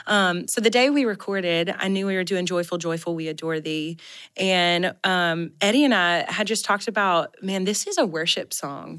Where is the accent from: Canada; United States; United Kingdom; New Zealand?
United States; Mississippi; I grew up in Mississippi and there wasn't a lot of snow on the ground in the South eh, where we were from